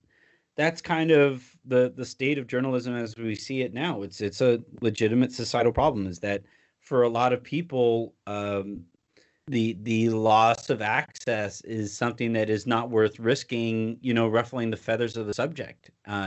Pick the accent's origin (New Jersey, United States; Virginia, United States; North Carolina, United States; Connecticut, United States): North Carolina, United States; the Senate race in my home state of North Carolina